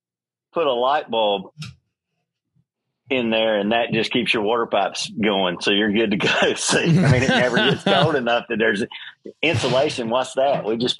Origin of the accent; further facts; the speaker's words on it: North Carolina, United States; I grew up here. I've been here for 45 years. I respect where I grew up.